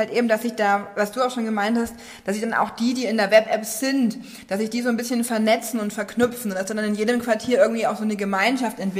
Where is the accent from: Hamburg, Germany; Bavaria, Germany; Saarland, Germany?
Bavaria, Germany; Nuremberg; die habe ich als Nürnberger seit 30 Jahren hier wohnen auch noch nie gesehen.